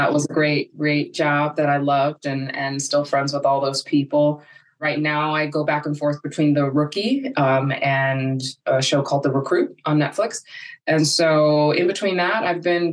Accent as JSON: {"language": "English", "town": "Los Angeles", "region": "California", "country": "United States", "tie": "born or raised there", "also_born_or_lived": "South Orange County", "said": "I am born and raised in Los Angeles"}